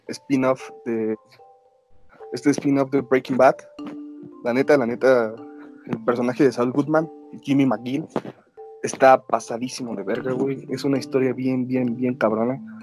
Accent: Mexico; nuestra antigüedad como mexicanos

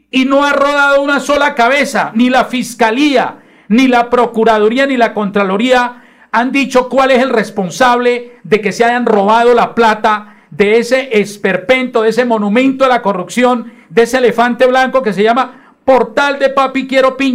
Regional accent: Piedecuesta, Santander, Colombia; cuando va para Piedecuesta, mi pueblo

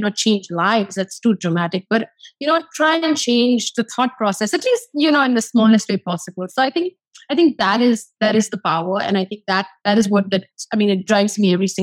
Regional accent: India; moved away as an adult; now in Los Angeles, United States; I'm from India.

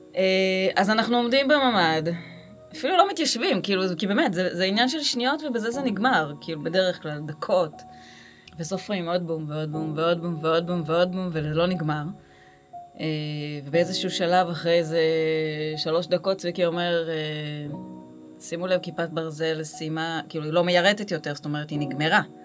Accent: Gimzo, Central District, Israel; moved away as an adult; also born or lived in Beersheba; now in Kibbutz Alumim, Israel; אני במקור ממושב, מושב גימזו

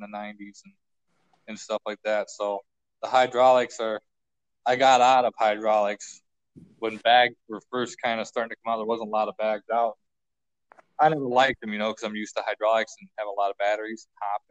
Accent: Monroeville, Ohio, United States; From Monroeville, Ohio. Right by the point

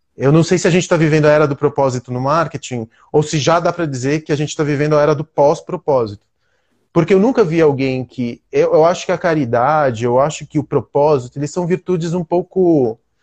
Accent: Brazil; aqui no Brasil a gente está num lugar de privilégio

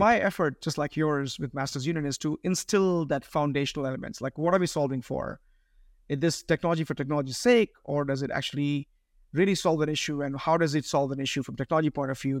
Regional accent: Bangalore, Karnataka, India; moved away as an adult; now in United States; I speak Carnatic, I grew up in Bangalore.

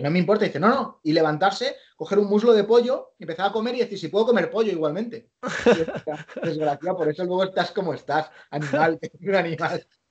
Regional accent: Spain; also born or lived in New York, United States; soy un periodista español

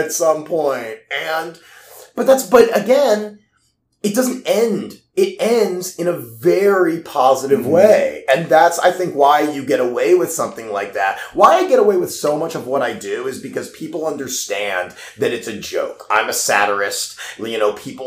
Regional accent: Baltimore, Maryland, United States; moved away as an adult; also born or lived in Pittsburgh; I grew up in Baltimore

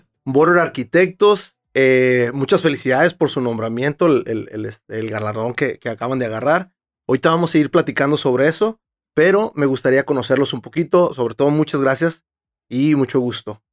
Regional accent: Tijuana, Baja California, Mexico; yo sí soy de aquí y he crecido toda mi vida aquí

